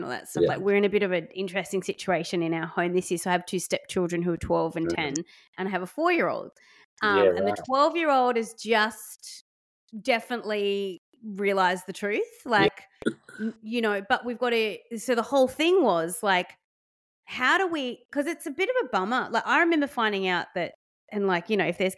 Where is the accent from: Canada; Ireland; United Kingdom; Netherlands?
United Kingdom; England; moved away; I grew up in England